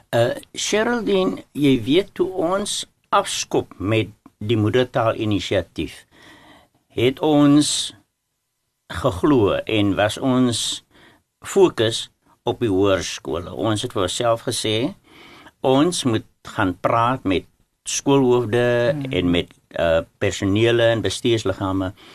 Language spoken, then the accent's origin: Afrikaans; Worcester, Western Cape, South Africa; ek is van Woester die hoofstad van Suid-Afrika